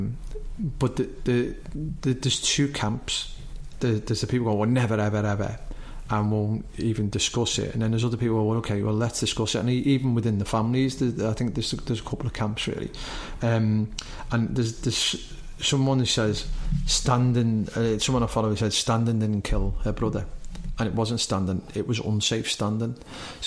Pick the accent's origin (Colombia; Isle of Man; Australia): Isle of Man; we come from the Isle of Man